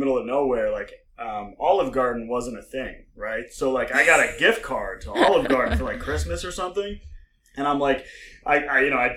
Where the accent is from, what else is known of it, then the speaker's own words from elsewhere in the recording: Wallingford, Vermont, United States; accent: hillbilly Canadian; moved away as an adult; also born or lived in Springfield, Massachusetts; now in Dover, United States; I grew up in Wallingford, Vermont, which is this tiny rural town in the middle of nowhere